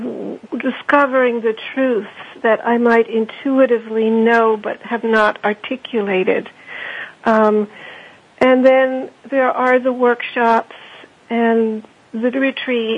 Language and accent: English; Germany; moved away; also born or lived in Austria; Well, I am German. I grew up in Austria and Germany.